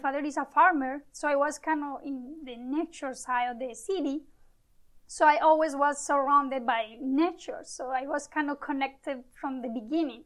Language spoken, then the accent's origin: English; Medellín, Antioquia, Colombia; moved away as an adult; also born or lived in Panama; now in Montreal, Canada; I was born in Colombia, Medellin, and I moved to Panama for 2 years.